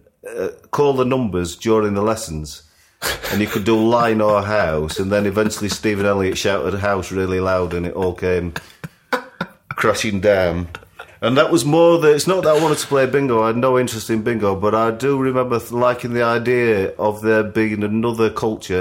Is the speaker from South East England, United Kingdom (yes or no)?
no; Sheffield, Yorkshire and the Humber, United Kingdom; moved away as an adult; being a kid growing up in Sheffield